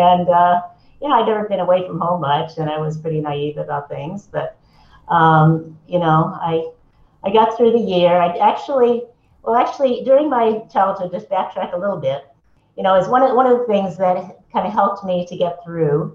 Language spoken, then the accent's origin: English; Lexington, Massachusetts, United States; moved away; also born or lived in Los Angeles / Española; I grew up in mostly in Lexington, Massachusetts, on the East Coast